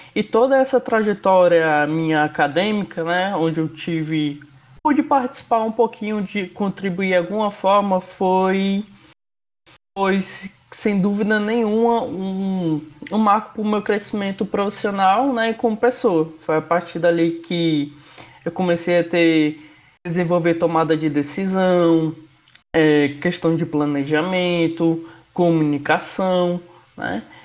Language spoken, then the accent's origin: Portuguese; Rondônia, Brazil; moved away as an adult; also born or lived in Fortaleza; eu sou de outro estado, eu sou de Rondônia. Eu me mudei